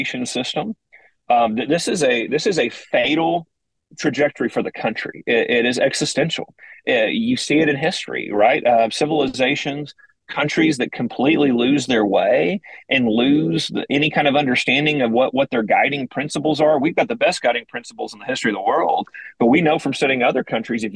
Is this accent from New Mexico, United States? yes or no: no; Oklahoma, United States; I was a teacher of the year finalist for the state of Oklahoma